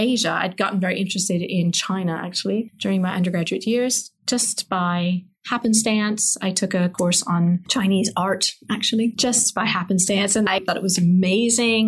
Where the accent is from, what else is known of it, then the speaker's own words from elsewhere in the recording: England, United Kingdom; moved away as an adult; I grew up in England, actually.